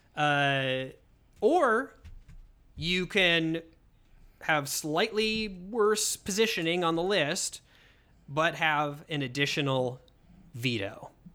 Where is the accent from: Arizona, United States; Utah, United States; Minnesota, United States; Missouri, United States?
Minnesota, United States; Hopkins; born or raised there